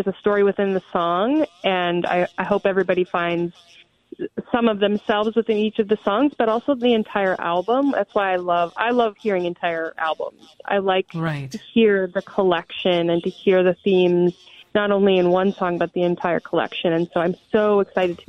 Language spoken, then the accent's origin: English; North Dakota, United States; moved away as an adult; now in Minneapolis, United States; I am originally from North Dakota, but I've been here since 2003